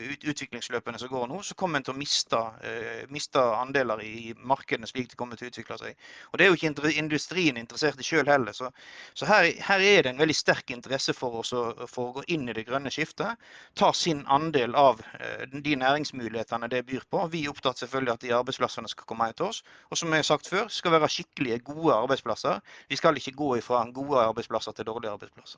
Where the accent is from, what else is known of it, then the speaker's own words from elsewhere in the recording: Odda, Vestland, Norway; jeg vokste opp inn i Hardanger, Odda